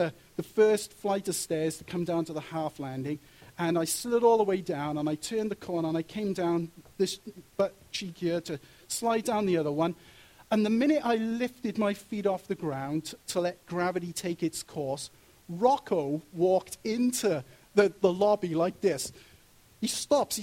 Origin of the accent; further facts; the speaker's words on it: Wales, United Kingdom; moved away; when I was growing up in Wales and going to comprehensive school there